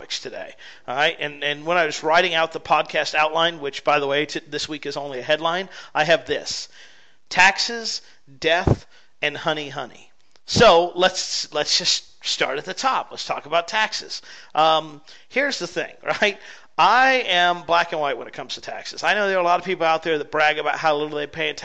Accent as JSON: {"language": "English", "country": "United States", "said": "as an American"}